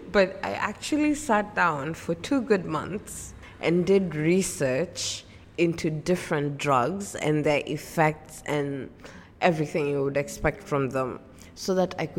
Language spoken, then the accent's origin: English; Mombasa, Mombasa County, Kenya; I am from Mombasa, Kenya.